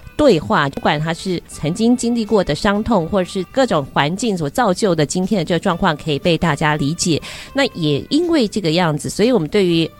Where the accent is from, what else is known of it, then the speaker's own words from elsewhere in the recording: Taiwan; first language Chinese; 我自己也觉得我是一个中文比较好的台湾人